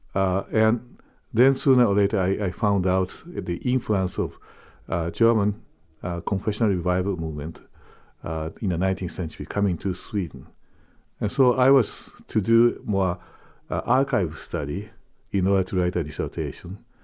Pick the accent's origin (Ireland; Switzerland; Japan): Japan; moved away as an adult; also born or lived in Trondheim, Norway; now in Fort Wayne, United States; I am a Japanese, I'm born and raised in Japan